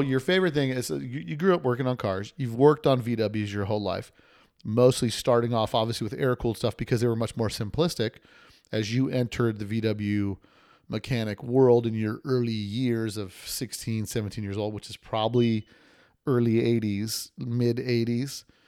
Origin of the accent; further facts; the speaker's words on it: Las Vegas, Nevada, United States; I'm from Vegas, too